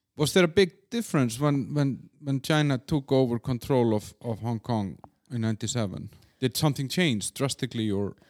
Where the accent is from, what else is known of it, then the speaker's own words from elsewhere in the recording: Iceland; also born or lived in Copenhagen, Denmark; now in Czech Republic; I'm from Iceland